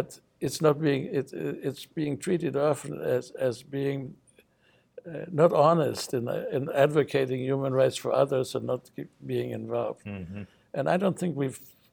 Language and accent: English; United States; as an American citizen